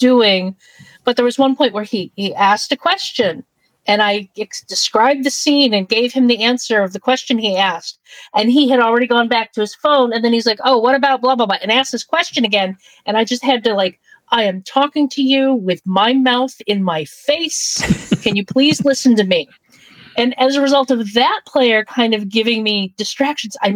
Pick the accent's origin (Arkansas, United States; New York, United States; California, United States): New York, United States; I'm from New York